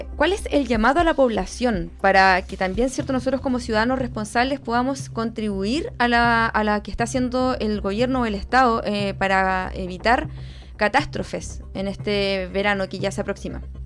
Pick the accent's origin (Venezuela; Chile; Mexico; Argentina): Chile; Quillón, Ñuble; soy de Quillón, que es una de las zonas que varias, en varias oportunidades se ha visto afectada